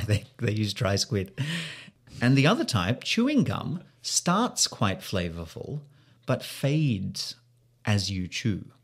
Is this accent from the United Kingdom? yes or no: no; Australia; now in Sendai, Japan